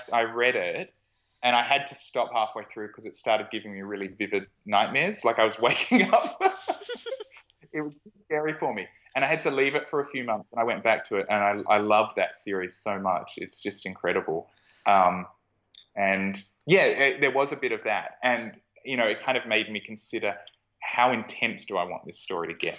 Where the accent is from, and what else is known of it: Australia